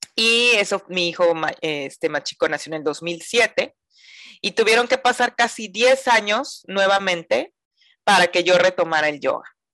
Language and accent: Spanish; Mazatlán, Sinaloa, Mexico; soy mazatleca, eh, nací en Mazatlán, Sinaloa, la perla del Pacífico, acá en, el, pues, en el norte de México